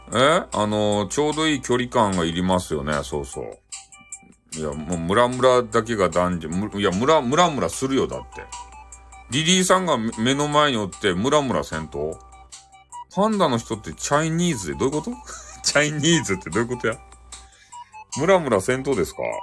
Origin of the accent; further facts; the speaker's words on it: Fukuoka, Japan; 俺たち福岡民